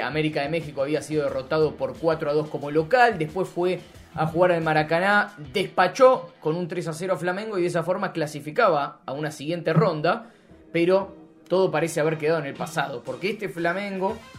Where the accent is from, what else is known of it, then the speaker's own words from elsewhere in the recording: Argentina; nosotros que somos argentinos